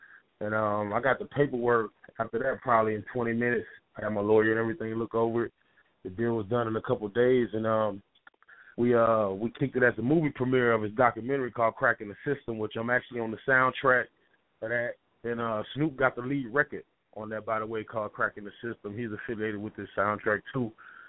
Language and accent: English; Omaha, Nebraska, United States; also born or lived in Tampa, Florida / Bay Area, California; But yeah, I'm from the Midwest. You know what I'm saying? Born in the hometown of Malcolm X, Omaha, Nebraska. Also raised some in the South, Tampa, Florida. I lived in the Bay on the West Coast.